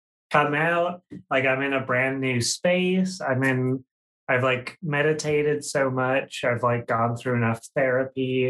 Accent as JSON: {"language": "English", "region": "Minnesota", "country": "United States", "said": "I am from the great state of Minnesota"}